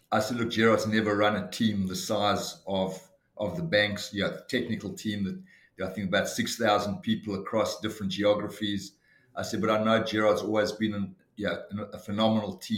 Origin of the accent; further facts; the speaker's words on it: Johannesburg, Gauteng, South Africa; moved away as an adult; now in Sydney, Australia; I was born in Johannesburg in South Africa in 1960 and emigrated to Australia in 1986 and have happily lived in Sydney since then.